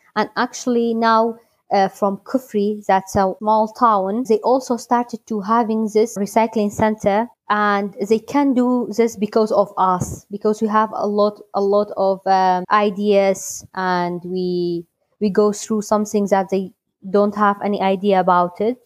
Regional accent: Halabja, Kurdistan Region, Iraq; I am from Halabja, Kurdistan, Iraq.

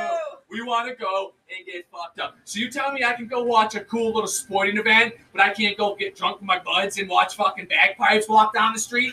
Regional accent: United States; I was born in America.

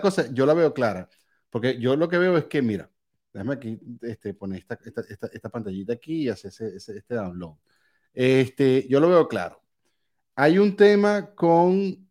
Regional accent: Valencia, Carabobo, Venezuela; moved away; Yo soy de Valencia.

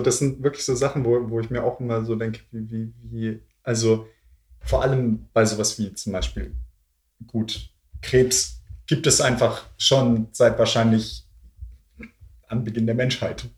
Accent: Swabia, Baden-Württemberg, Germany; accent: Swabian; now in Berlin, Germany; ich äh, Schwäbisch rede

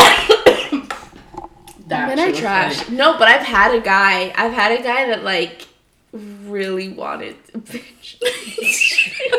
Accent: Connecticut, United States; moved away; also born or lived in Philadelphia; We're both from Connecticut. Born and raised

